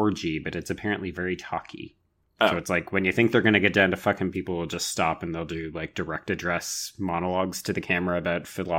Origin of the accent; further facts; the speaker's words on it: Canada; accent: Canadian; my Canadian accent